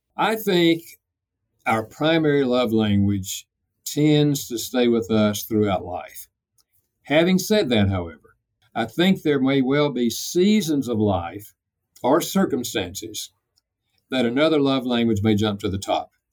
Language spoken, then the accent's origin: English; North Carolina, United States; I'm from North Carolina, so I have a dialect